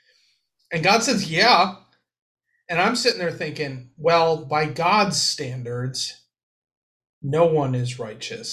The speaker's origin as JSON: {"language": "English", "country": "United States", "said": "we're American"}